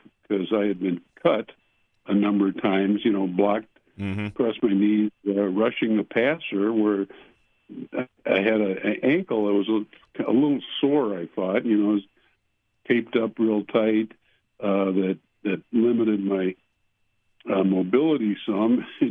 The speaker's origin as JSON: {"language": "English", "town": "St. Louis Park", "region": "Minnesota", "country": "United States", "tie": "born or raised there", "said": "We moved from Minneapolis to St. Louis Park when I was about 6 years old. And on the field, empty field on France Avenue is when I was 10 years old where I first started playing football"}